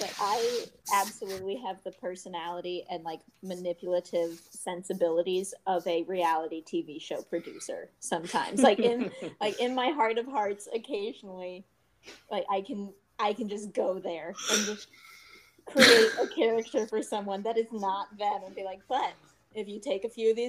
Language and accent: English; Southeast, United States; In the Southeast.